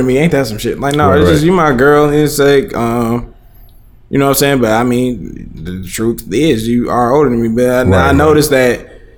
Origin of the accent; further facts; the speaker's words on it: Hamtramck, Michigan, United States; we grew up in Hamtramck, me, my brother, and sister